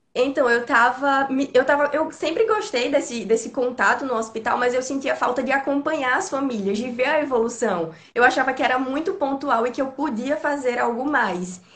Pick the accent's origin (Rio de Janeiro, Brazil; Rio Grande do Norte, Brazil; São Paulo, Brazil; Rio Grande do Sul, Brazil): Rio Grande do Norte, Brazil; Natal; eu sou de Natal, no Rio Grande do Norte